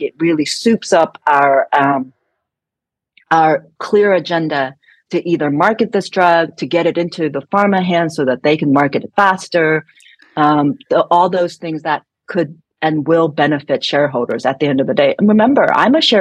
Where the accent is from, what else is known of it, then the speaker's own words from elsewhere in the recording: San Francisco, California, United States; I'm from San Francisco